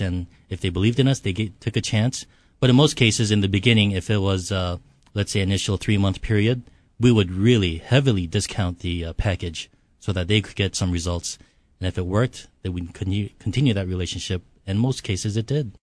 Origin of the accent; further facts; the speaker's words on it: Hawaii, United States; also born or lived in Seoul, South Korea; Came here when I was six years old. Uh, so I've been here thirty-two years